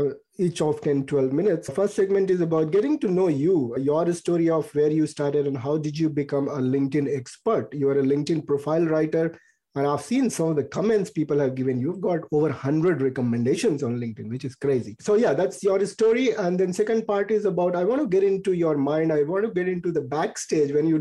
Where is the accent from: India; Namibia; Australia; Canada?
India; moved away; I'm an Indian expat